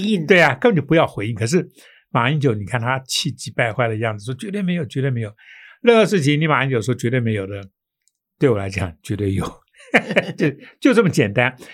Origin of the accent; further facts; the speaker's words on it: Taiwan; 我们台湾人